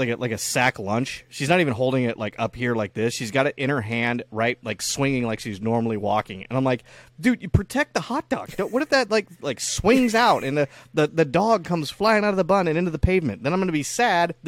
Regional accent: United States; I'm an American

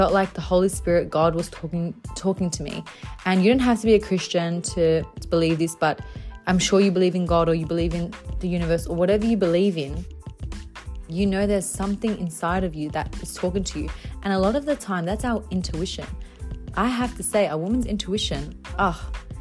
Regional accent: Bankstown, New South Wales, Australia; I grew up in Bankstown. I was there for a few years

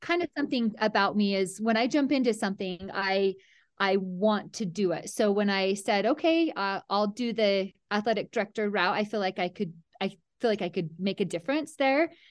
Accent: Mount Pleasant, Utah, United States; I grew up in Mount Pleasant, Utah, a tiny little town

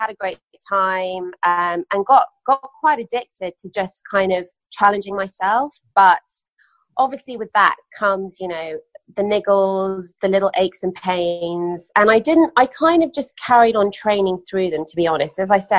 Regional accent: London, United Kingdom; also born or lived in Dubai, United Arab Emirates; so I was born in London, spent my childhood between there and Dubai, family business was in Dubai.

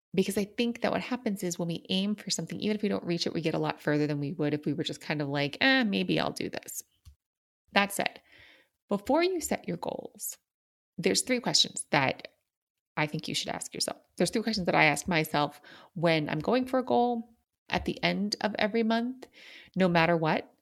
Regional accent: New York City, New York, United States; I grew up in New York City

